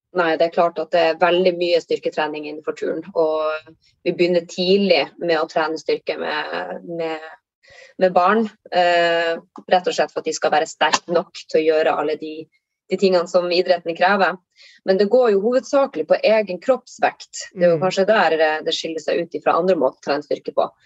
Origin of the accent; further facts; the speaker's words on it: Tromsø, Troms, Norway; now in Lofoten, Norway; jeg kommer eh, opprinnelig fra Tromsø, men holder da til i, i Lofoten